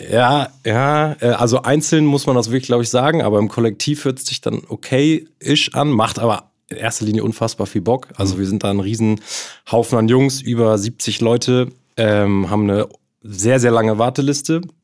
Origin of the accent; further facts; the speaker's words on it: Hamburg, Germany; also born or lived in Kiel; Also ich bin hier in Hamburg groß geworden